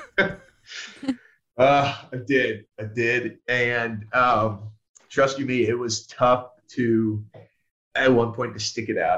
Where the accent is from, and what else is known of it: the South, United States; born or raised there; accent: muddled; also born or lived in Pittsburgh, Pennsylvania